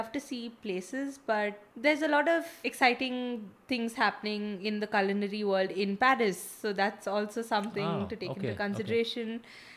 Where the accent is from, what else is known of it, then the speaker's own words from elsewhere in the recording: Bangalore, Karnataka, India; I was born and brought up in Bangalore